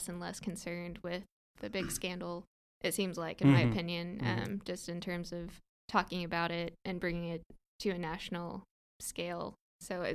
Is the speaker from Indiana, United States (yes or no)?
yes; Indiana, United States; I'm from Indiana